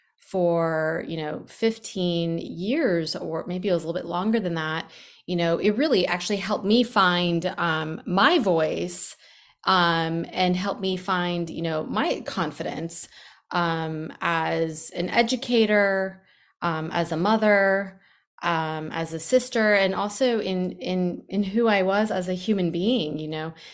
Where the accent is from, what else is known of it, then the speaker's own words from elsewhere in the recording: New York, United States; now in Atlanta, United States; I grew up in New York